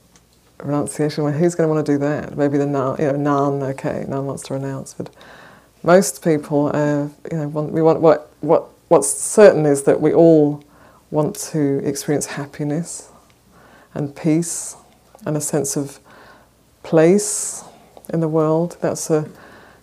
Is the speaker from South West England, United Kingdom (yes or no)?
no; Wales, United Kingdom; moved away as an adult; also born or lived in Bay Area, California; now in San Francisco, United States; I come from originally from Wales, and I've been living in the Bay Area since just towards the end of 2009